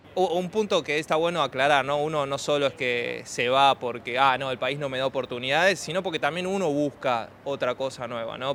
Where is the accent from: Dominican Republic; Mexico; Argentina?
Argentina; now in Sydney, Australia; soy argentino a mucha honra